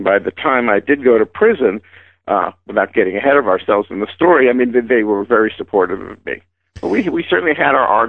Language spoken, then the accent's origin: English; New York City, New York, United States; moved away; also born or lived in Sacramento; I'm from the Bronx, New York.